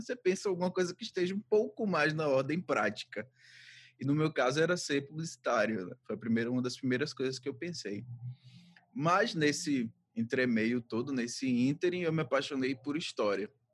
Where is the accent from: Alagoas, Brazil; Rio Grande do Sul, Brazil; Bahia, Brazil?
Bahia, Brazil; Santo Antônio de Jesus; now in Salvador, Brazil; Sou de Santo Antônio de Jesus, na Bahia, moro atualmente aqui em Salvador